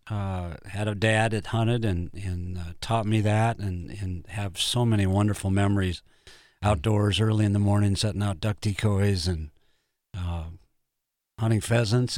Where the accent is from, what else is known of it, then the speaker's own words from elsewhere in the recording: Brookings, South Dakota, United States; I was born in Brookings and, uh, grew up there, spent my life there.